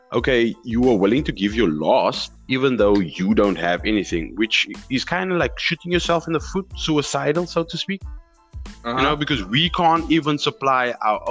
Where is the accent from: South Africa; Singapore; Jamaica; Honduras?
South Africa; as a citizen of South Africa